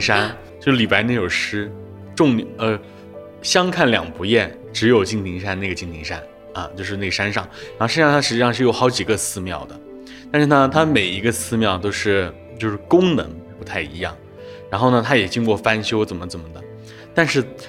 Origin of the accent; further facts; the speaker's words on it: Jiangnan, China; 我是一个在江南出生的一个地方